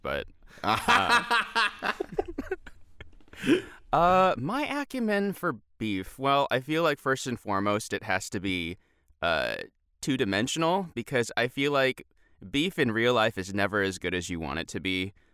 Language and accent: English; United States; We're American